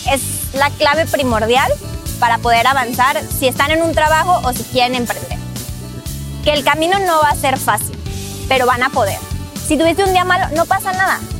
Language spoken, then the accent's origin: Spanish; Mexico; moved away as an adult; now in United States; soy mexicana y el nombre de mi compañía es King Roof Renovation. Yo emigré a Estados Unidos hace cuatro años. En México estaba estudiando mi carrera universitaria.